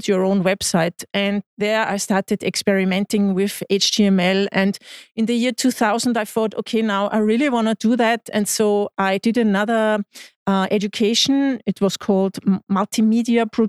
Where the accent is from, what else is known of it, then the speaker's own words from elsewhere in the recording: Eastern Austria, Austria; also born or lived in Vienna; So I'm in from the eastern part of Austria. I was born 60 kilometers away from Vienna in a small town with 50,000 inhabitants.